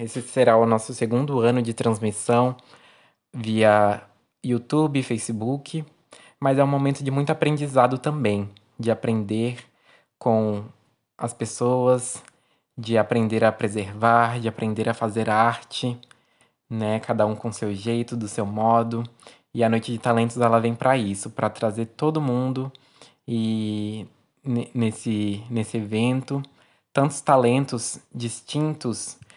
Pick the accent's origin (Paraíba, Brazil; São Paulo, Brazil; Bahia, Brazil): São Paulo, Brazil; São Sebastião; eu sou natural daqui da cidade de São Sebastião, litoral norte do estado de São Paulo.